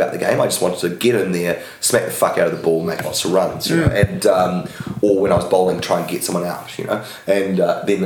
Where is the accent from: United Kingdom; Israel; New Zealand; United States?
New Zealand; Wellington; I grew up in Wellington